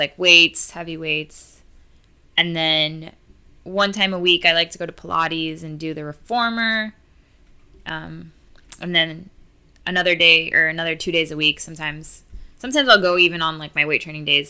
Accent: Miami, Florida, United States; growing up in Miami too, I grew up with a lot of Hispanics

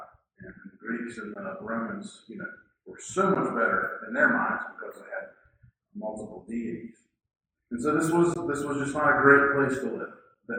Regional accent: West Virginia, United States; Maybe you have heard the pejorative term that we are referred to by our stately neighbors. We're the hillbillies from West Virginia.

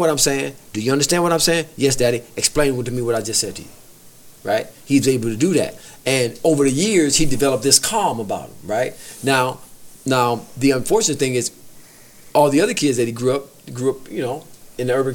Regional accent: Detroit, Michigan, United States; I grew up in Detroit, east side of Detroit

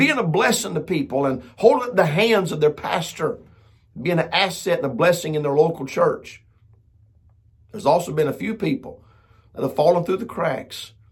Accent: United States; I'm proud to be an American

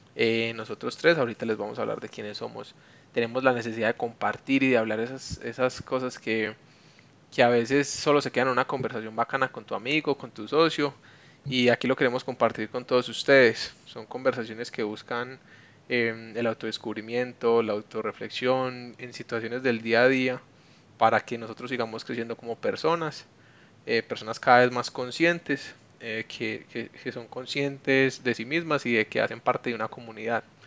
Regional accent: Medellín, Antioquia, Colombia; also born or lived in Bogotá; yo soy paisa de Medellín toda la vida y tuve la oportunidad de vivir en Bogotá un tiempo

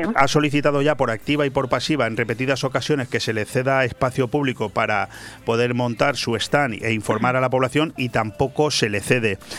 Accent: Spain

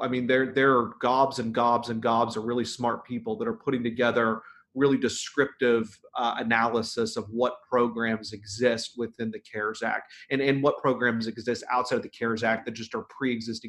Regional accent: Oregon, United States; I'm from Oregon

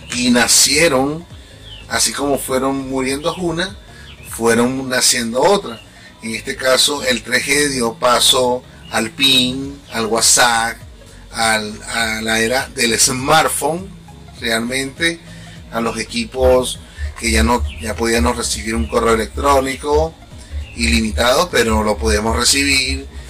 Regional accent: Venezuela; now in Chile; soy extranjero, soy venezolano

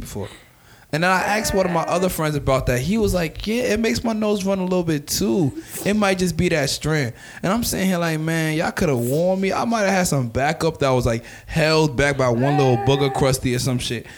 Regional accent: New York, United States; I'm African and I'm from New York

